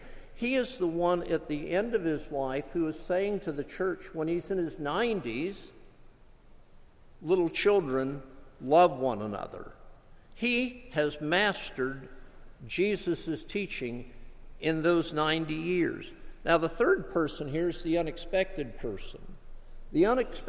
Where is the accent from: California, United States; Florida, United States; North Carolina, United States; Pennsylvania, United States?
Florida, United States; South; moved away; also born or lived in Gulfport, Mississippi; I grew up in South Florida